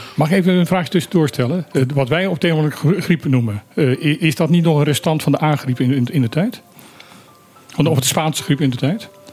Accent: Suriname; moved away; ik heb in mijn jeugd in Suriname gewoond

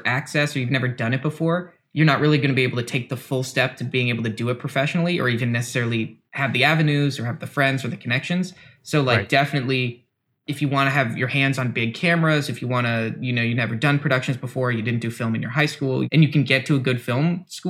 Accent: United States; We should also caveat that we're American.

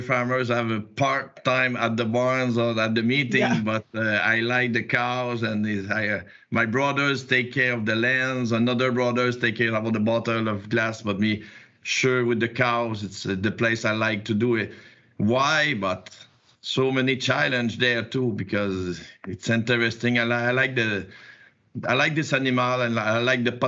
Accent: Quebec, Canada; accent: Quebec; English is a second language; I'm in Quebec, you probably see with my accent

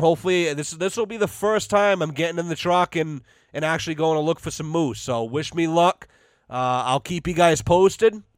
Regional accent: United States; as an American citizen

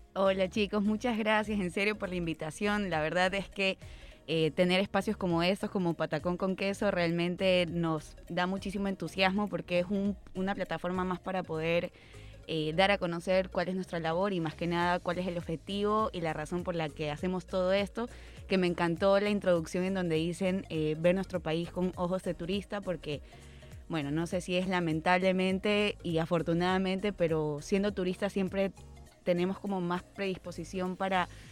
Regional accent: Guayaquil, Guayas, Ecuador; como guayaquileños

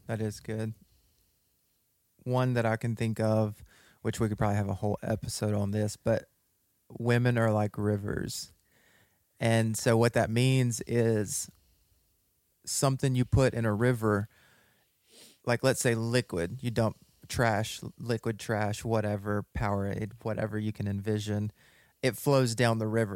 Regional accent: West Monroe, Louisiana, United States; We were both born and raised in West Monroe, Louisiana

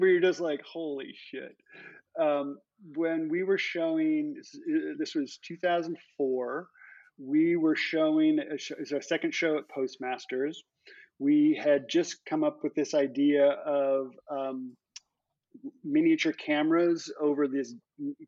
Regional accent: Seattle, Washington, United States; now in New York City, United States; I come from Seattle, which is a wonderful place, beautiful place. But honestly, New York City. I love living in New York City.

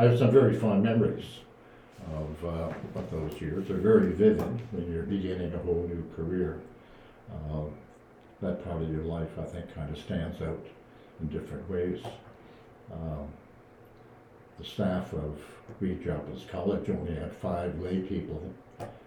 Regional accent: Sudbury, Ontario, Canada; moved away as an adult; also born or lived in Windsor, Ontario; now in Kingston, Canada; I was born and raised in Sudbury, Ontario

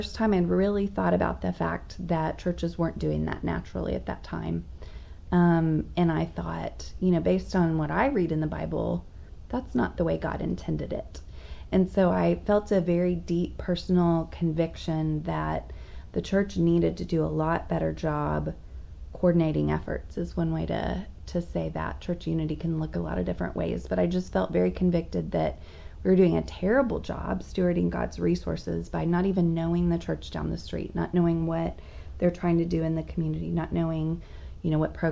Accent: Dallas, Texas, United States; moved away as an adult; also born or lived in Charlotte, North Carolina; I grew up here in the Dallas area for the most part, and got married here

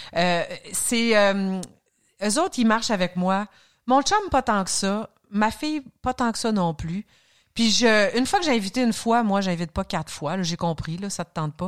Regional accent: Saguenay, Quebec, Canada; moved away; also born or lived in Alma, Quebec; j'ai grandi à Arvida, un nom de ville qui n'existe plus, qui a été avalé par certaines fusions, qui est devenu Jonquière, qui est devenu Saguenay

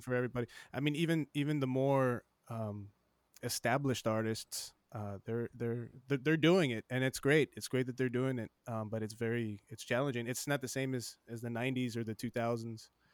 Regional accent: Laredo, Texas, United States; also born or lived in Corpus Christi, Texas; I was born in Corpus in nineteen eighty-two and Spawn Hospital. And, and I grew up there for, I, I spent maybe eight, seven or eight years, and then, and then we moved to Laredo

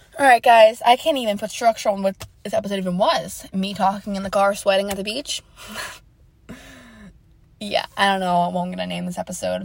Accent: New York, United States; Like, my roommate's from Kentucky, Like, what? And I'm from New York.

